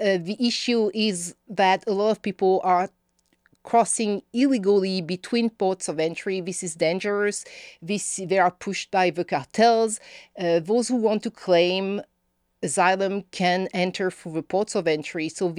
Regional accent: Texas, United States; accent: Northeast Texas; I am a Texan.

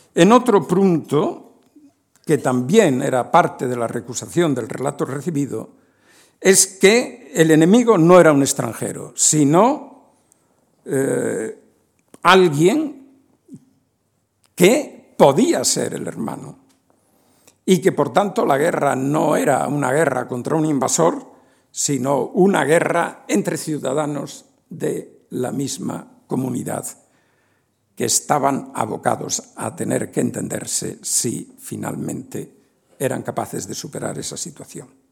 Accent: Spain; Un español de 25 o 30 años en 1970

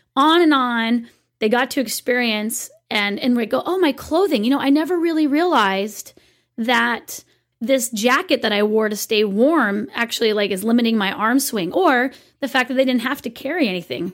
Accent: California, United States; I am such a Californian

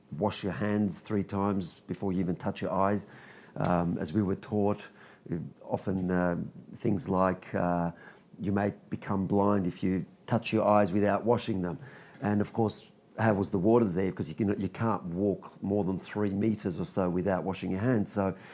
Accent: Australia; born or raised there; also born or lived in Israel

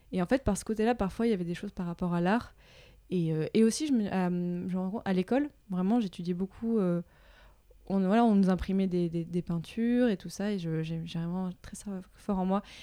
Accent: Morocco; donc j'ai grandi au Maroc.

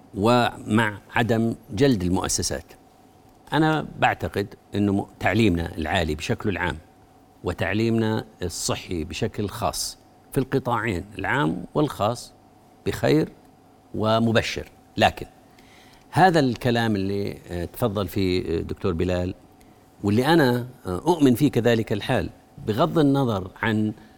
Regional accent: Jordan; أنا كأردني

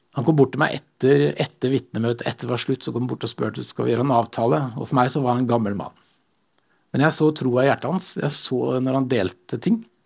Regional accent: Stokke, Vestfold, Norway; now in Sandnes, Norway; jeg kommer fra Vestfold. Stokke i Vestfold

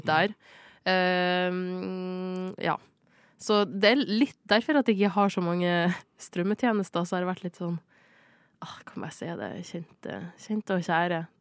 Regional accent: Norway; Jeg er norsk.

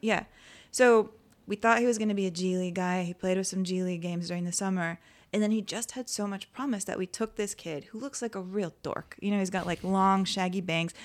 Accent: San Antonio, Texas, United States; now in Los Angeles, United States; when I was a kid, I grew up in San Antonio.

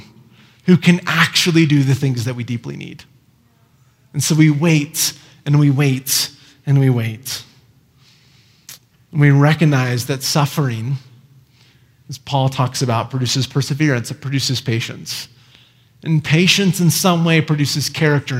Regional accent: Iowa, United States; moved away; I grew up in Iowa

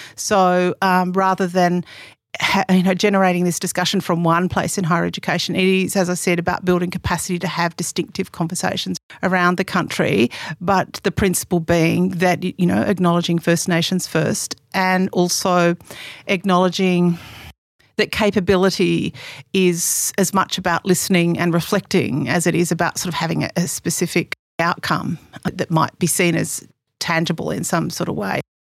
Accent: Sydney, New South Wales, Australia; also born or lived in Northern Rivers, New South Wales (family); I grew up on Darra Country in Western Sydney

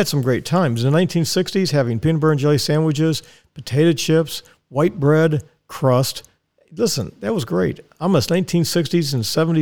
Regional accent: Dallas, Texas, United States; now in Ocala, United States; we lived in Dallas, and I was born in Dallas, Texas. I'm a Texan

